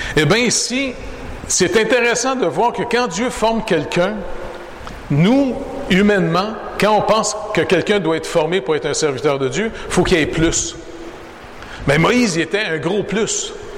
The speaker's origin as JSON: {"language": "French", "town": "Montreal", "region": "Quebec", "country": "Canada", "tie": "born or raised there", "said": "je suis né au Canada"}